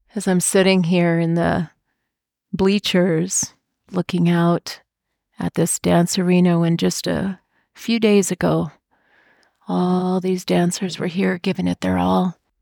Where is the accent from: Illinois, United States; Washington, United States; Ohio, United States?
Washington, United States; When I was growing up in Washington State, my dad actually worked for the tribe